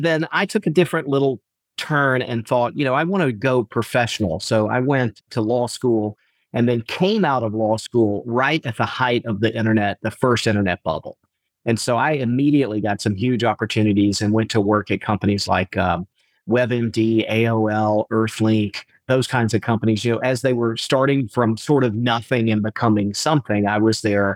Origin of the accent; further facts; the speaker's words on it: Atlanta, Georgia, United States; also born or lived in Pasadena / New Orleans / Oxford; now in Valdosta, United States; We grew up in Atlanta